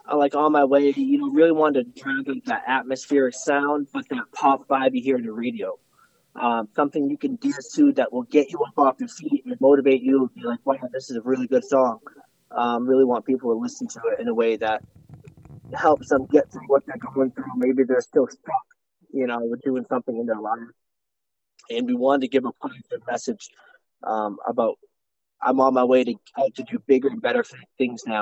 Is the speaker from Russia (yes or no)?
yes; Russia; now in United States; Um, well, I'm from Russia, and I came to um, America and grew up in a kind of poor family.